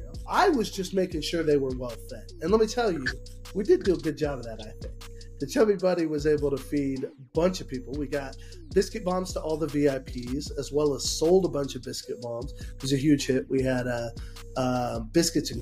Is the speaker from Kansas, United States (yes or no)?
yes; Kansas, United States; I'm from Kansas